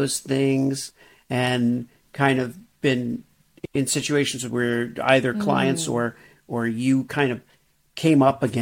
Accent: Miami, Florida, United States; I grew up in Miami.

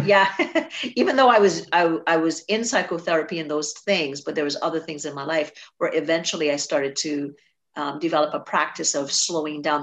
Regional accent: Trinidad & Tobago; I grew up in Trinidad

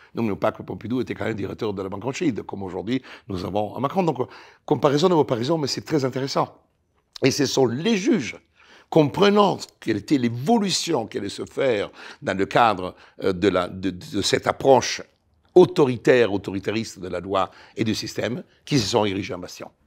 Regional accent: Italy; French is a second language; moved away as an adult; now in France; j'ai quitté l'Italie

